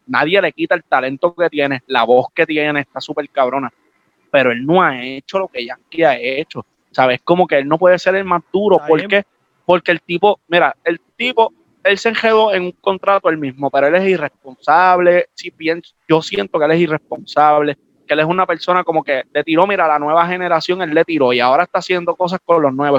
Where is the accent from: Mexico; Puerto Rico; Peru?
Puerto Rico; Aguadilla; yo soy de Aguadilla